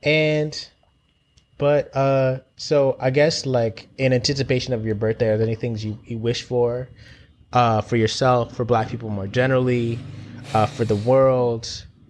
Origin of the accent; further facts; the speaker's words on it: London, United Kingdom; also born or lived in Jamaica (family); I've grown up in Brixton